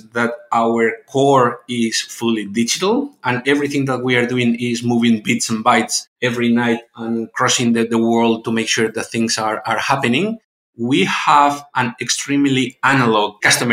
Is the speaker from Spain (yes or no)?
yes; Spain; moved away; my background is I'm from Spain, so my background is quite European one